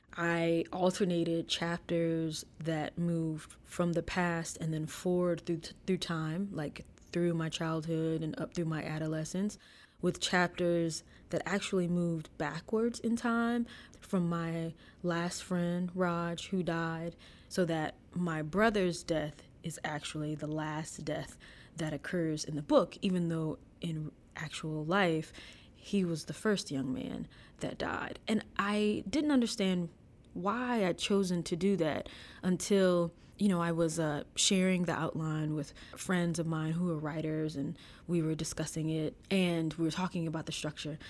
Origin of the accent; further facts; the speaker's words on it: DeLisle, Mississippi, United States; moved away as an adult; I live in my hometown now, I decided to move back